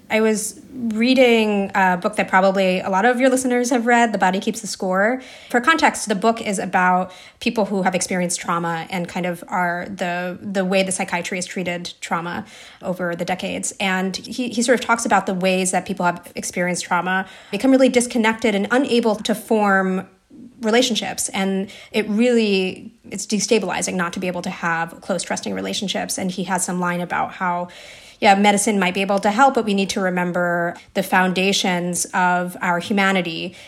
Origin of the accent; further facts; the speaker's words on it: New Jersey, United States; I grew up in New Jersey